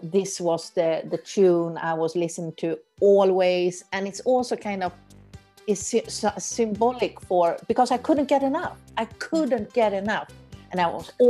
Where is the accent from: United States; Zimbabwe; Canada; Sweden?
Sweden; accent: Swedish; English is a second language; now in Doha, Qatar; I'm from Sweden, as you may hear in my Swedish